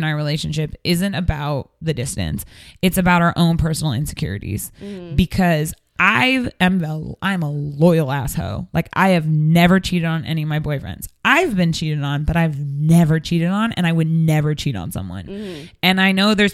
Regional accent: Seattle, Washington, United States; moved away; I'm from Seattle

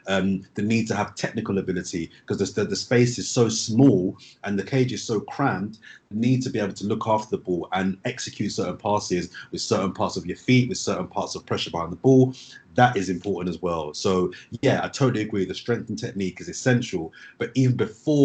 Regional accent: London, United Kingdom; growing up in South London

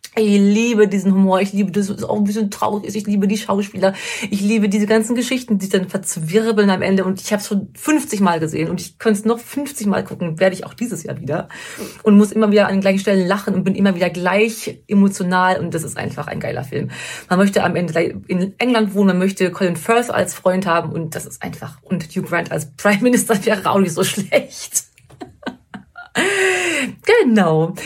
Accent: Sauerland, North Rhine-Westphalia, Germany; im Sauerland, wo ich herkomme

